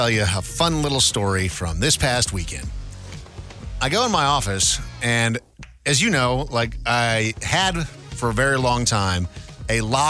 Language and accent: English; Midwest, United States; So when you're a relatively poor kid growing up in the Midwest